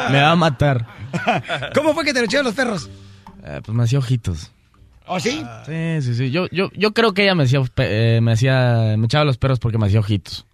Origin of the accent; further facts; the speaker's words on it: Mexico; así somos los mexicanos, somos gente trabajadora y muy honrada